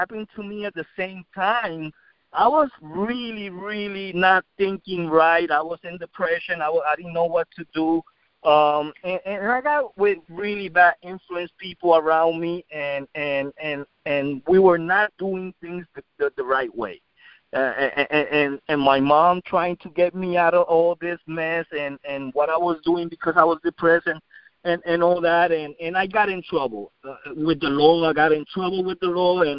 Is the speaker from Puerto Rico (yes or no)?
yes; San Juan, Puerto Rico; now in United States; Well, I grew up in Puerto Rico, and I grew up in Rio Piedras, Puerto Rico.